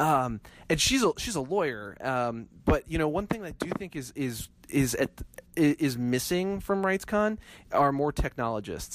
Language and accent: English; Midwest, United States; moved away; I'm originally from the Midwest